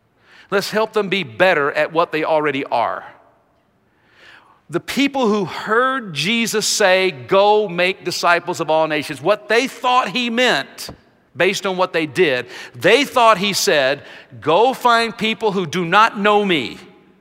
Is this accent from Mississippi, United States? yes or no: yes; Jackson, Mississippi, United States; moved away as an adult; also born or lived in Philippines; now in Nashville, United States; my hometown of Jackson, Mississippi